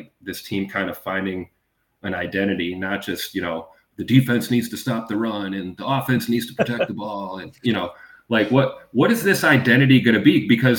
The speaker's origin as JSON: {"language": "English", "town": "Milwaukee", "region": "Wisconsin", "country": "United States", "tie": "born or raised there", "moved": "as an adult", "lives_now": "Green Bay, United States", "said": "So I'm a 80s baby. Born and raised in Milwaukee, so I'm a County Stadium kid."}